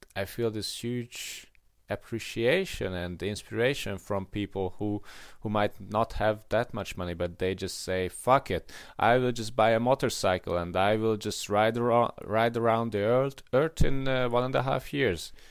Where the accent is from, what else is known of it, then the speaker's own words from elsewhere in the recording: Hungary; I grew up in Hungary and I grew up in a middle class family